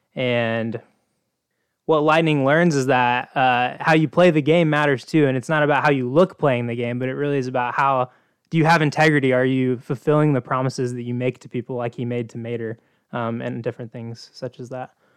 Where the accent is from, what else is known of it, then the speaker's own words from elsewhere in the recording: Oklahoma, United States; I grew up in Oklahoma, which is sort of the South Midwest